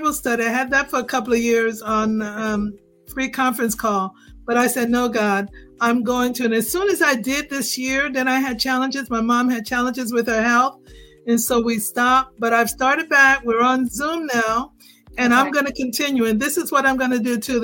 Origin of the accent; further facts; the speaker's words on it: United States; moved away as an adult; now in Jamaica; I'm no longer just American. I'm a Jamaican. I've been living in Jamaica 6 years